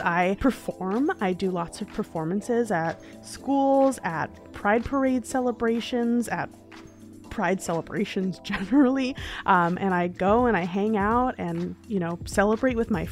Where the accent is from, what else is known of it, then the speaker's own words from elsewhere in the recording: New York, United States; I am a born and bred New Yorker